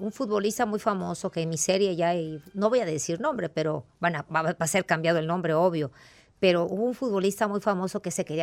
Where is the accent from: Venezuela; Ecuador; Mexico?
Mexico; Veracruz; soy jarocha.